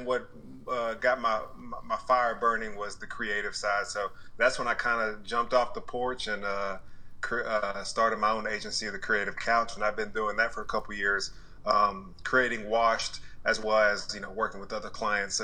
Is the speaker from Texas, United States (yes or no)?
yes; Dallas, Texas, United States; also born or lived in Bristol, Connecticut / Austin, Texas; I'm from Dallas, Texas, born and raised. Grew up here until 18